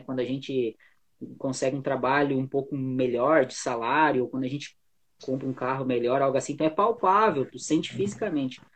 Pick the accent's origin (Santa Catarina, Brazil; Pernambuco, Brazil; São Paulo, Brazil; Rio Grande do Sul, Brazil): Rio Grande do Sul, Brazil; Nós somos aqui do Brasil, do Rio Grande do Sul, aqui perto de Porto Alegre